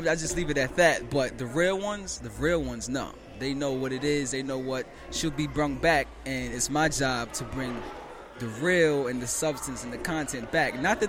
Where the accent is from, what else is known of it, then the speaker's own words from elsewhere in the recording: New York City, New York, United States; I was born in South Bronx.